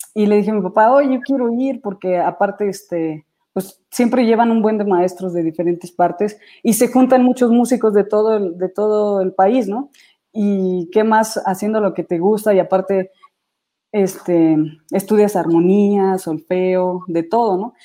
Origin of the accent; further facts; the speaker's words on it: Querétaro, Mexico; also born or lived in Celaya, Guanajuato; yo nací en la ciudad de, Celaya, Guanajuato, pero mi papá desde, bueno, más bien mi familia, eh, nos mudamos a Querétaro